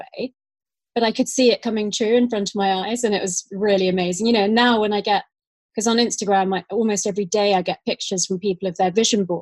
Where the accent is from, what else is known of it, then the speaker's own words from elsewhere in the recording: London, United Kingdom; also born or lived in Australia; I grew up in London